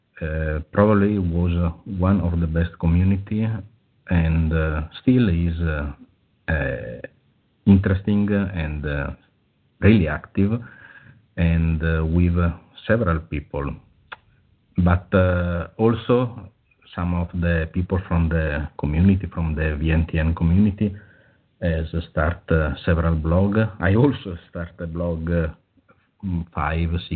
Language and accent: English; Italy; English is a second language; I'm from Italy.